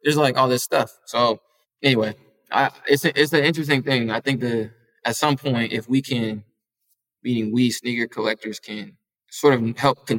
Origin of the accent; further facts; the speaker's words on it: Minneapolis, Minnesota, United States; I'm from Minneapolis, like, the Midwest, right, like, we're hours away, you know, from Chicago